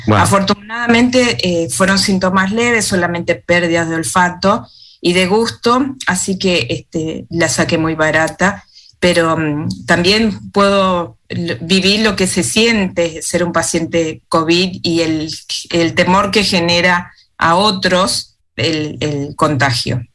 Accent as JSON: {"language": "Spanish", "country": "Argentina", "moved": "as an adult", "lives_now": "Wellington, New Zealand", "said": "en mi país también, en, Argentina"}